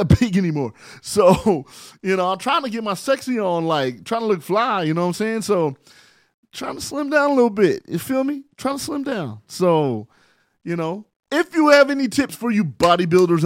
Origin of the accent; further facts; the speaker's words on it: San Bernardino, California, United States; also born or lived in Barstow, California; I am from San Bernardino, California, by way of Barstow, California